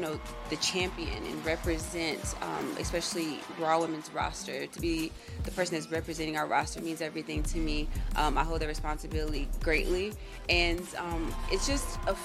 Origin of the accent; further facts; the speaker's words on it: Knoxville, Tennessee, United States; moved away; my stomping grounds and where I'm from, my roots